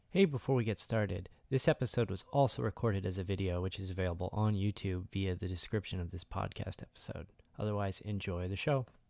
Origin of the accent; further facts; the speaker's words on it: hometown with a Purdue regional campus, Indiana, United States; i went to a, a purdue regional campus that happened to be in my hometown